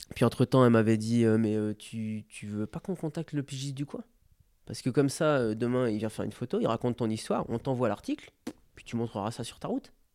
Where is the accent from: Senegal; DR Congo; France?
France; Je suis français